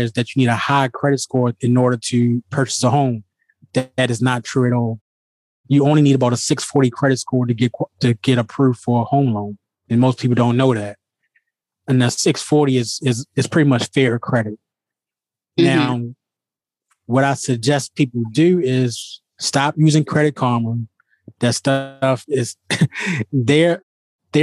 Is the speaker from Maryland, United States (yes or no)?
yes; Baltimore, Maryland, United States; moved away as an adult; now in outside Washington, D.C., United States; I'm originally from Baltimore, Maryland, born and bred, and I currently reside outside of D.C. now